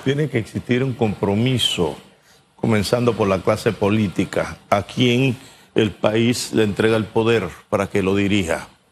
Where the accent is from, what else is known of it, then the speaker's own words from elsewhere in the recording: La Villa de Los Santos, Los Santos, Panama; en mi pueblo, la Villa de los Santos, mi pueblo amado.